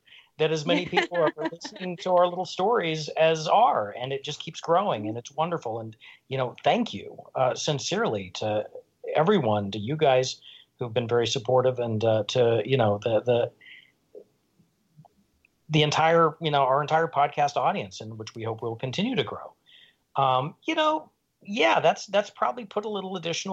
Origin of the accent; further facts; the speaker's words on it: Oklahoma, United States; moved away as an adult; now in New York, United States; we're both from Oklahoma